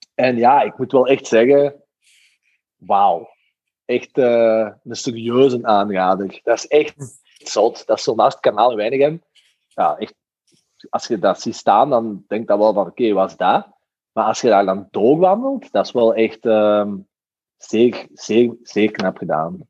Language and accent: Dutch; Belgium; als Belg